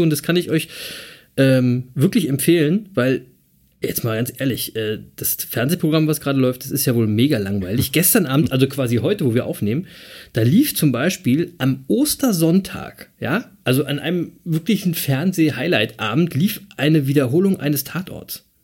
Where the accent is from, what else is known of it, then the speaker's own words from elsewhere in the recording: Berlin, Germany; als Berliner würde ich sagen, was eine coole Type